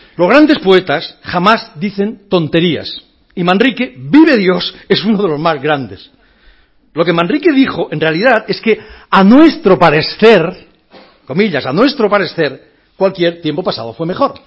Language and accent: Spanish; Catalonia, Spain; soy catalán